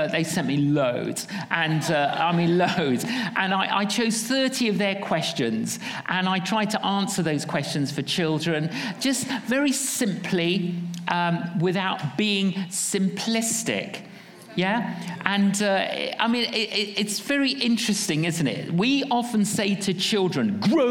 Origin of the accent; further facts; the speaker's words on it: London, United Kingdom; we're from London